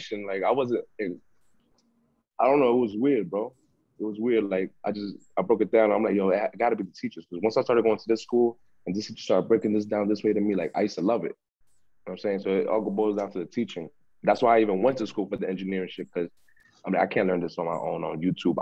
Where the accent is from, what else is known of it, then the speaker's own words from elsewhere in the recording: New York City, New York, United States; also born or lived in Harlem, New York / Queens, New York / Florida; I'm from the Bronx, New York. I was born in Harlem, in the Queens for like 2-3 years, and then been living in the Bronx ever since